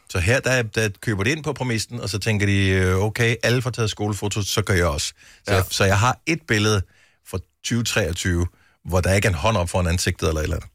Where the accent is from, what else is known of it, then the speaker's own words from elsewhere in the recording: Funen, Southern Denmark, Denmark; Nu er jeg opvokset på Fyn